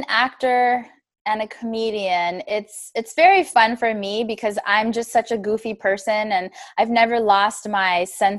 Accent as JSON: {"language": "English", "town": "Los Angeles", "region": "California", "country": "United States", "tie": "born or raised there", "said": "I'm born and raised here in Los Angeles, California. I have Indian parents"}